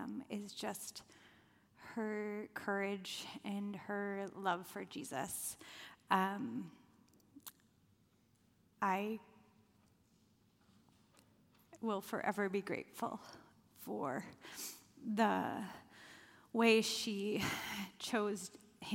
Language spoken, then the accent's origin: English; Michigan, United States; moved away; I grew up in Michigan